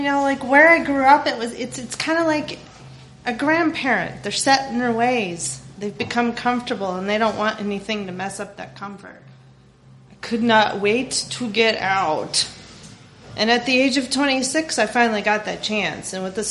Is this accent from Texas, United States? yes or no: no; Overland Park, Kansas, United States; also born or lived in Hays, Kansas; I was born in Hays, Kansas, which is literally smack dab in the middle of the state, a tiny, small German Catholic farm town where everybody knows everyone, which is both a blessing and a curse. And later on, we moved to Overland Park, Kansas, which is a suburb of Kansas City, Missouri.